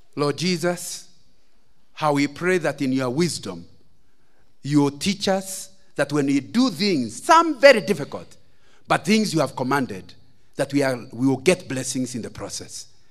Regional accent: Central Province, Kenya; I come from Central

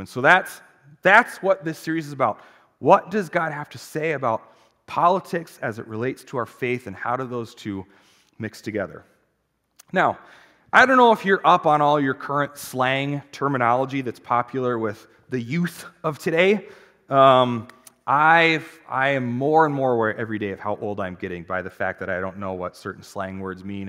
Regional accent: United States; as an American Christian culture, those of us who are Christians

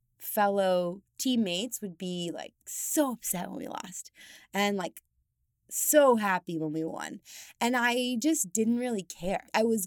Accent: Steamboat Springs, Colorado, United States; I'm from Colorado. So I come from the mountains. I'm from a small town called Steamboat Springs. And I grew up basically just being an outdoorsy kind of girl.

